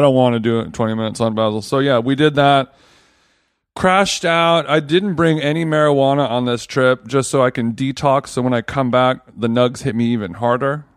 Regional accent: Los Angeles, California, United States; now in New York, United States; I'm not from here. I'm from Los Angeles

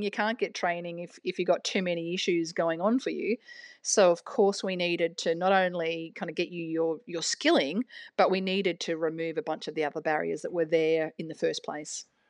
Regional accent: New South Wales, Australia; also born or lived in Canberra; now in Melbourne, Australia; I'm from New South Wales originally

